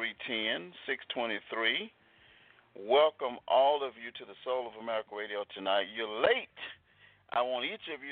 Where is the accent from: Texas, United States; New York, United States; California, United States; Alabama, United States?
Alabama, United States; Selma; Growing up in Selma, Alabama